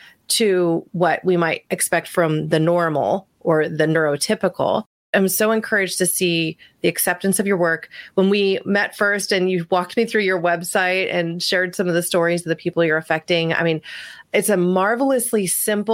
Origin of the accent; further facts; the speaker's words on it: Medford, Oregon, United States; growing up in Southern Oregon in this small town of Medford